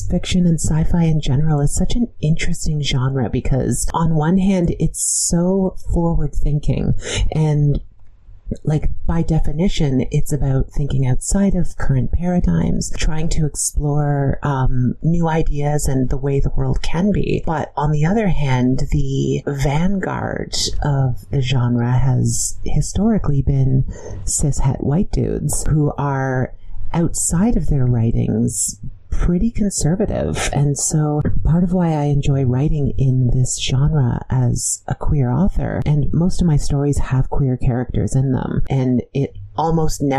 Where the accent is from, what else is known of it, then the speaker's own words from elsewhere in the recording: London, Ontario, Canada; To be clear, I'm from a small, boring town in Ontario called London